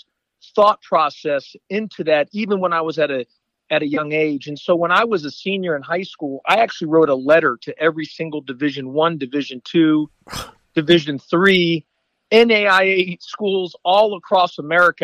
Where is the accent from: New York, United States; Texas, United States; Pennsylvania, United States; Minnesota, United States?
Texas, United States; Kingwood; moved away; growing up in Kingwood, Texas